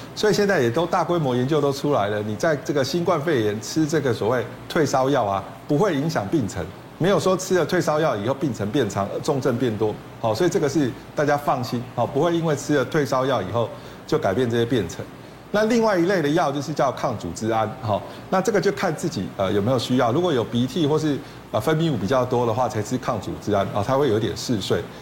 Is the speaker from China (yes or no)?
no; Taiwan; 我们。台湾人结石第一名最多的一种